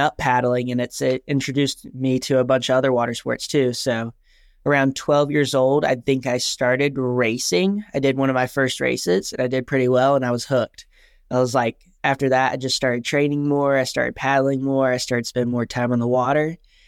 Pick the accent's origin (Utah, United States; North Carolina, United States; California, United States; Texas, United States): North Carolina, United States; Wilmington; I'm from Wilmington, North Carolina, so East Coast. Love it here.